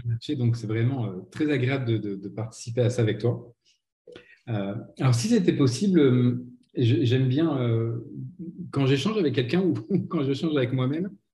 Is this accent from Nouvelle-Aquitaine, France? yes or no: no; Nancy, Grand Est, France; moved away as an adult; also born or lived in Aix-en-Provence; une petite radio locale à Nancy qui était mon qui est ma ville natale